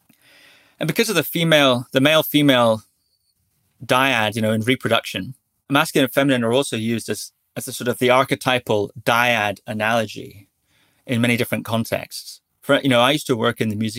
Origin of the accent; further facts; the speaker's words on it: Shetland Islands, Scotland, United Kingdom; I grew up on the Shetland Islands